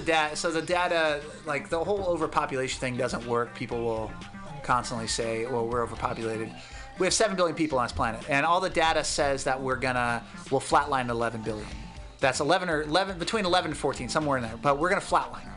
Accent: the Northwest, Pacific Northwest, United States; now in California, United States; I grew up in the Northwest with, uh, like my family.

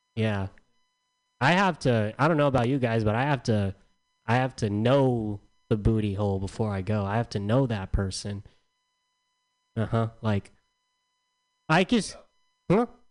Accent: San Diego, California, United States; I'm from San Diego

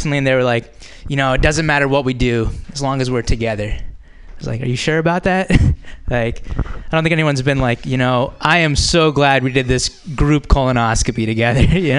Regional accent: India; now in United States; go back to Pakistan. And I'll be like, actually, I'm Indian.

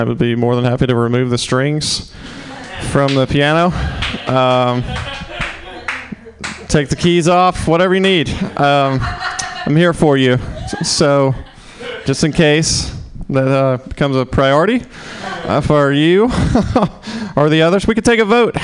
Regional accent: the South, United States; accent: southern; moved away; I'm from the South

